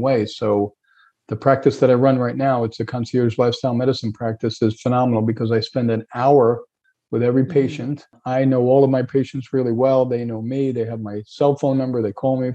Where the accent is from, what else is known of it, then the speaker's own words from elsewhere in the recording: New York, United States; moved away as an adult; also born or lived in Hauppauge, New York; now in Fort Myers, United States; I grew up in New York.